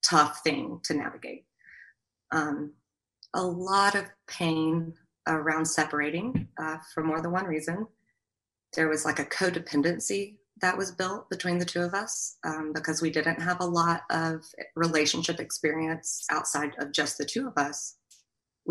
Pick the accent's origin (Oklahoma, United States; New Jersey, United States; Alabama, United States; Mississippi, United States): Alabama, United States; We also had, you know, the Southern culture. We're from Alabama